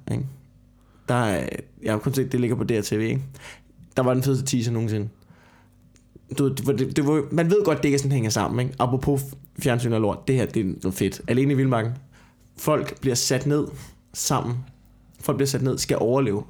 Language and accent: Danish; Copenhagen, Capital Region of Denmark, Denmark; jeg sidder her som københavner